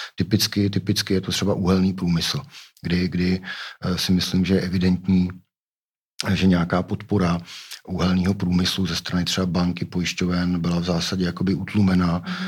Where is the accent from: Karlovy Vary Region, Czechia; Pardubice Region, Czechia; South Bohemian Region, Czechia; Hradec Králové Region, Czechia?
Pardubice Region, Czechia; Pardubice; já jsem z Pardubic, Pardubice to je, to je město cyklistů